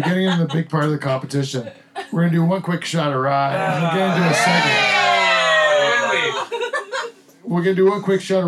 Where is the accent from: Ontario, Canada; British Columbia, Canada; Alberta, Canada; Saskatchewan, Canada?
Ontario, Canada; Waterford; We're from Waterford